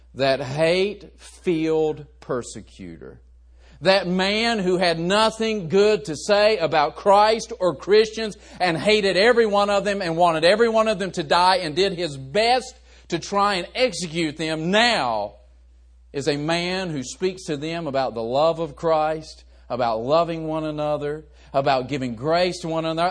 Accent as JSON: {"language": "English", "region": "West Virginia", "country": "United States", "tie": "born or raised there", "said": "I was raised in West Virginia. We're just a bunch of hillbillies down there."}